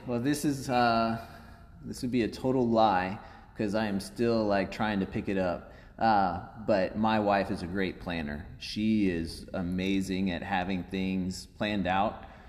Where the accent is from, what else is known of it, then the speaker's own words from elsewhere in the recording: Owensville, Missouri, United States; also born or lived in Louisiana, Missouri / Iowa / Kansas City; But 39, and I was actually born in Louisiana, Missouri, just south of here. And I spent some time growing up in Iowa, a little bit over on the Kansas City side. And then as my grandmother started getting closer to her time, we moved to Owensville, Missouri